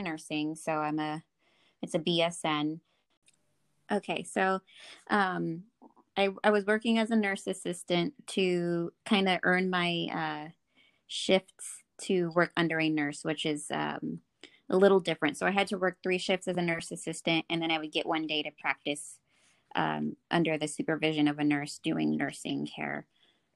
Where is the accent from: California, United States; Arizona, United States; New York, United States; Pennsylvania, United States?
California, United States; Fresno; I grew up here in the Valley, Fresno.